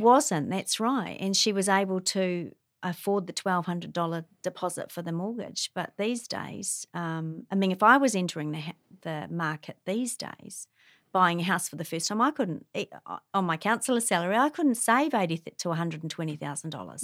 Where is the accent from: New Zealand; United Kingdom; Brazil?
New Zealand; Wellington; now in Hamilton, New Zealand; I grew up in Wellington